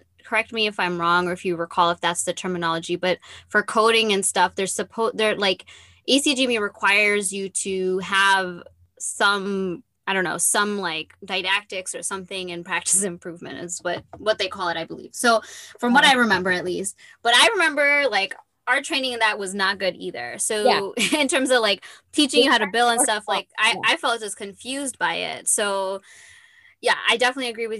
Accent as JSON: {"language": "English", "region": "Michigan", "country": "United States", "also_born_or_lived": "Detroit", "moved": "yes", "said": "I'm from Michigan"}